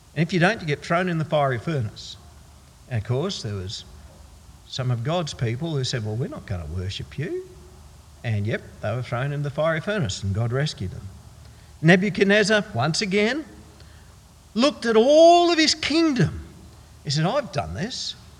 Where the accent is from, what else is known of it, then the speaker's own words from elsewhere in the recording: Queensland, Australia; being a Queenslander